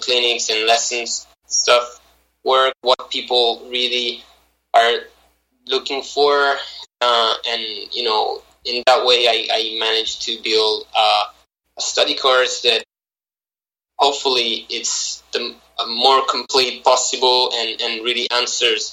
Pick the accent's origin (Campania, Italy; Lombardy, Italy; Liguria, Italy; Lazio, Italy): Lombardy, Italy; Milan; moved away as an adult; now in United States; I was born and raised in Milan, Italy